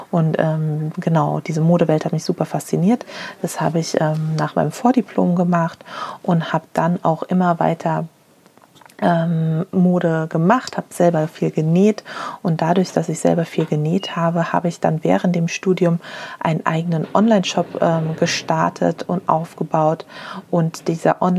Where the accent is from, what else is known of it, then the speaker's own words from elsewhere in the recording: Frankfurt, Hesse, Germany; now in Berlin, Germany; Ich komme aus Frankfurt ursprünglich und konnte mich einfach nicht äh, in Berlin die, die guten Nähsachen kaufen.